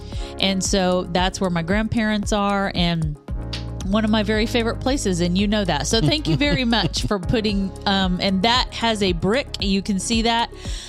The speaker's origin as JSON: {"language": "English", "region": "Kansas", "country": "United States", "moved": "as an adult", "lives_now": "Louisville, United States", "said": "people find out that we're from Kansas, they want to know what in the world brought us down here to live in Louisville."}